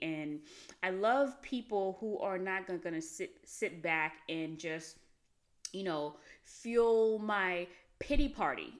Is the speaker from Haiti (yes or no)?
yes; Haiti; moved away; I grew up in Haiti